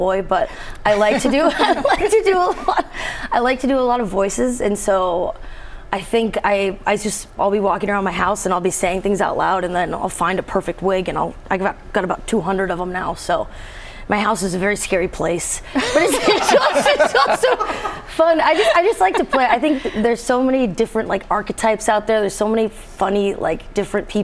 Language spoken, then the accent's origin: English; Portland, Oregon, United States; grew up in Portland, Oregon.